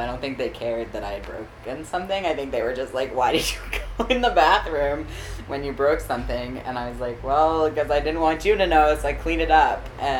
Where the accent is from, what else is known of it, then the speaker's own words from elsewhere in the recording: Maryland, United States; moved away as an adult; now in New York City, United States; But I left New York at about 2.5 and moved to Maryland, where I spent the next 16 years.